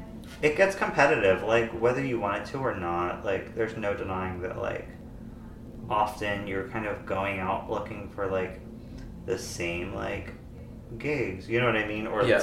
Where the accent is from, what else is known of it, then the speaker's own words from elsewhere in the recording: East Coast, United States; because, like, I'm originally from the East Coast